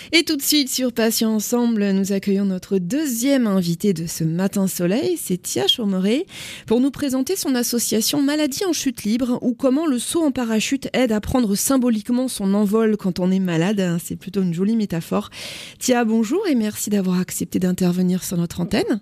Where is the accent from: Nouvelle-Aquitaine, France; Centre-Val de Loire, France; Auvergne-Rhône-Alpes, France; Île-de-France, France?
Nouvelle-Aquitaine, France; Agen; je suis moi-même d'Agen